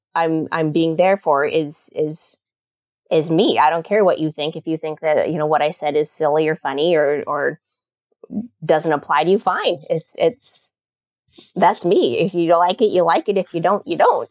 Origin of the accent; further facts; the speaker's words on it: Kodiak, Alaska, United States; now in Oregon, United States; I grew up on Kodiak Island in Alaska and in the seventies